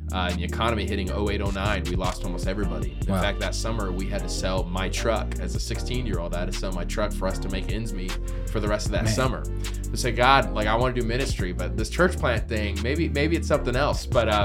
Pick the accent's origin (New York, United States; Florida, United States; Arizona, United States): Arizona, United States; Queen Creek; where I was raised in Queen Creek.